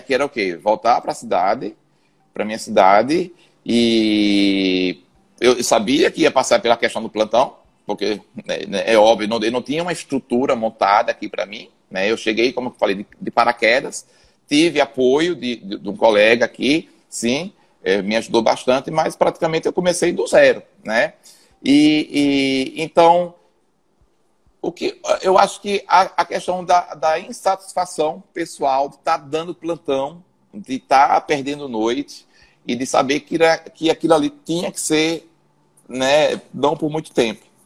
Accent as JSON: {"language": "Portuguese", "town": "Aracaju", "region": "Sergipe", "country": "Brazil", "also_born_or_lived": "São Paulo", "said": "eu sou daqui de Aracaju, né? Fiz faculdade aqui em Aracaju mesmo"}